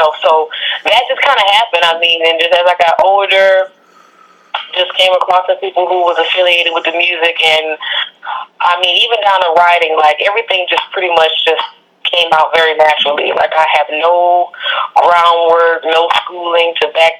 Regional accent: Lafayette, Louisiana, United States; now in Houston, United States; I've been here in Houston for a long time, but I'm actually from Lafayette, Louisiana. So that's my roots

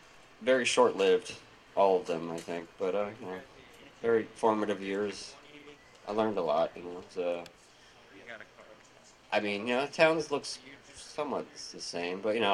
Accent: Louisiana, United States; also born or lived in Olympia; I'm from Louisiana originally.

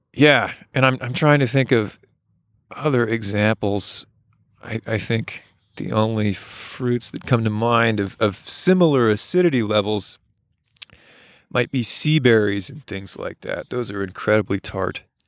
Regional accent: United States; As an American

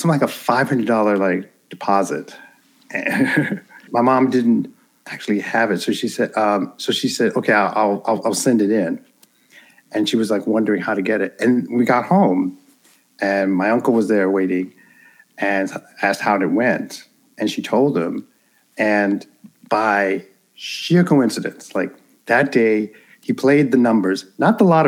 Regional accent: New York City, New York, United States; I was born and raised in Central Harlem in New York City

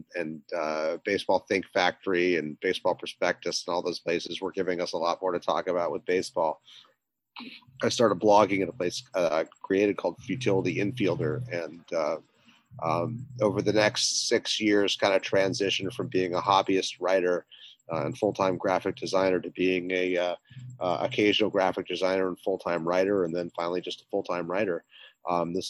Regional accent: Salt Lake City, Utah, United States; moved away as an adult; also born or lived in Seattle, Washington / Providence, Rhode Island / New York City; now in Brooklyn, United States; I actually grew up in Salt Lake City. I was born in Seattle, bounced around the world really until I got to Salt Lake City. Spent from about preschool to high school in Salt Lake City

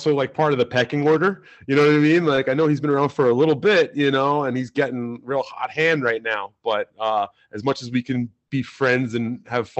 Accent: New Rochelle, New York, United States; I'm from New Rochelle

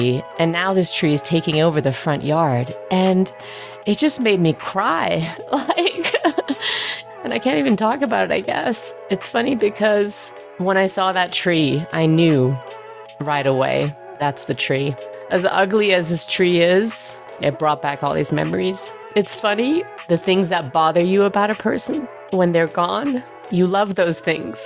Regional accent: Peacehaven, South East England, United Kingdom; accent: British; also born or lived in Germany / New Mexico / New York; now in Aspen, United States; I grew up in Peacehaven, just outside of Brighton

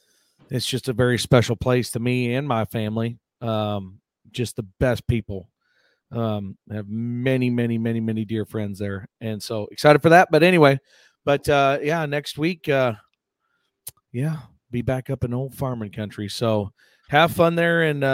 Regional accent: the Midwest, Iowa, United States; moved away; fly back up to the Midwest, go to Dayton and Fort Madison. Love both those rodeos. Back up in my home country.

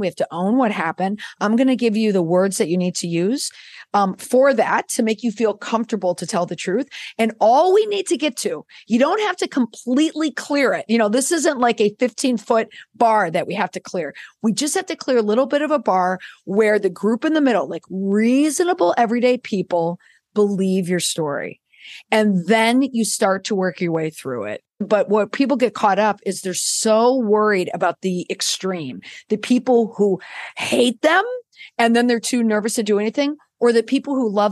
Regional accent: Minneapolis, Minnesota, United States; I'm from the Midwest. I grew up in the Twin Cities

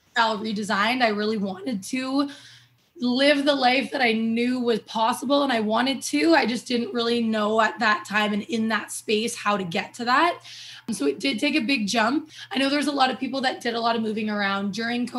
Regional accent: Toronto, Ontario, Canada; moved away as an adult; also born or lived in Alberta; I'm originally from Toronto, Ontario

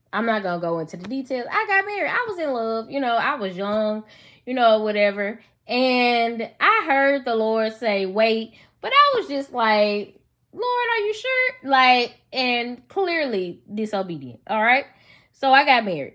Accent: Memphis, Tennessee, United States; accent: country; Y'all know I'm from Memphis. So, if, if I sound country, that's why.

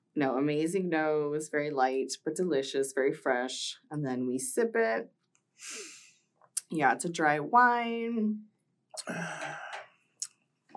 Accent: Miami, Florida, United States; growing up in Miami

